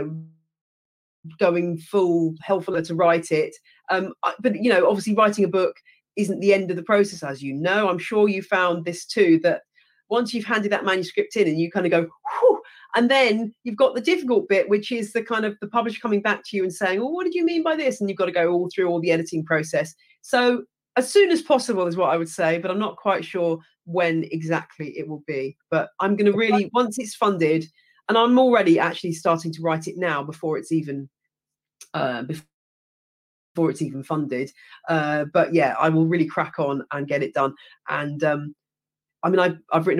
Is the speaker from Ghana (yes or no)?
no; England, United Kingdom; accent: British; also born or lived in United States; as an English person